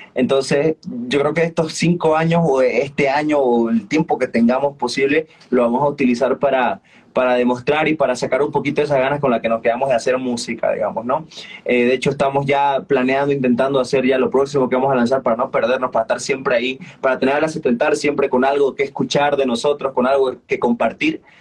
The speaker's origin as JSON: {"language": "Spanish", "town": "Sucre", "region": "Chuquisaca", "country": "Bolivia", "said": "yo soy de Sucre"}